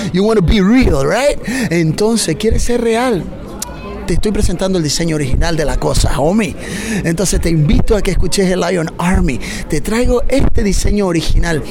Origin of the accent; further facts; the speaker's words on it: Bolivia; venimos de, Bolivia, de Bolivia